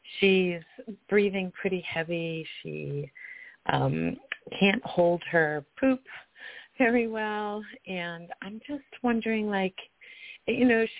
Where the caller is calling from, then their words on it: Colorado, United States; I'm calling from Colorado.